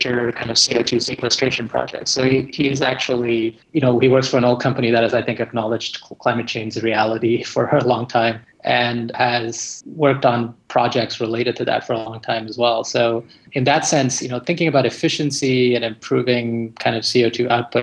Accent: Alberta, Canada; moved away as an adult; now in California, United States; I grew up around the energy industry in Canada, which is, of course, the oil sands up in Alberta

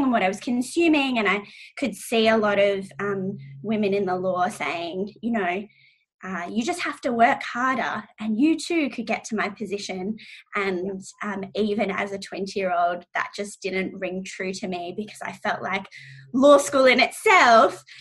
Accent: Australia; I'm biracial, and so I'm Iranian Australian, and my mom is Iranian

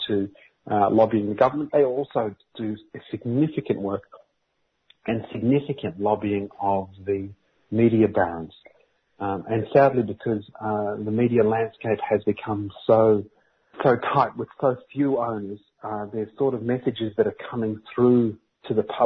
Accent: Australia; as a kid growing up in this colony

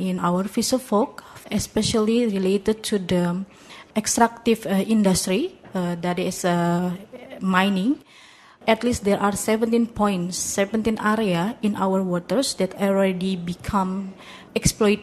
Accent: Indonesia; I'm coming from Indonesia

